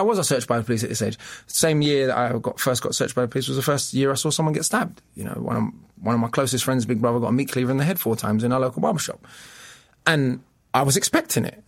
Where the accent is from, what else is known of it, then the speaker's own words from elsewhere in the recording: London, United Kingdom; accent: English; I was the boy from Camden, which has, you know, now become a very rough area. But when I was growing up, it was semi-rough.